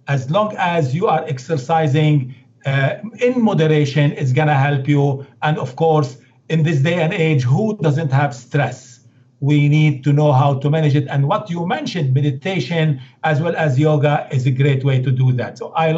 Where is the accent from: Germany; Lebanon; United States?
Lebanon; Beirut, Beirut Governorate; English is a second language; You know, I come from Lebanon, Beirut, and now, believe it or not, I go and do yoga.